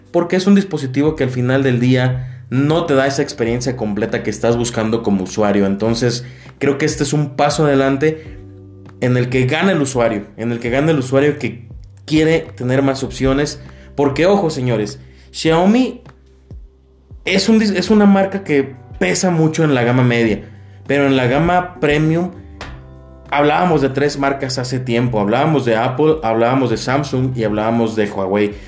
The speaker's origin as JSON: {"language": "Spanish", "country": "Mexico", "said": "nosotros como mexicanos"}